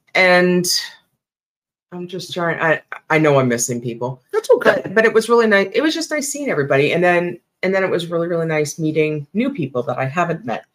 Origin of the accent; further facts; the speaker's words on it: Sarnia, Ontario, Canada; my hometown, Sarnia